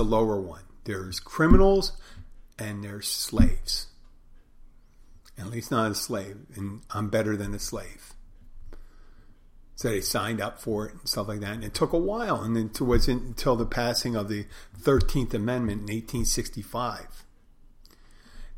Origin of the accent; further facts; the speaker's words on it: Pennsylvania, United States; my home state of Pennsylvania